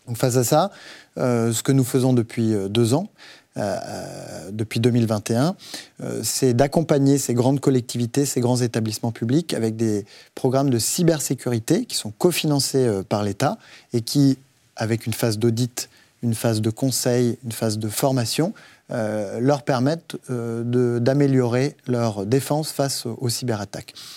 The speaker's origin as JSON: {"language": "French", "area": "Haute-Loire", "region": "Auvergne-Rhône-Alpes", "country": "France", "tie": "born or raised there", "moved": "yes", "lives_now": "Versailles, France", "said": "Haute-Loire, c'est-à-dire en Auvergne, euh, là où j'ai grandi"}